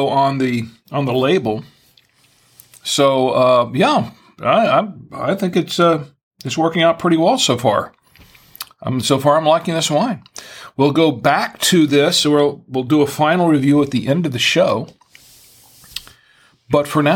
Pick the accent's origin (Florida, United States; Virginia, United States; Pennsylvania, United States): Florida, United States; now in Charlotte, United States; I'm originally from Florida.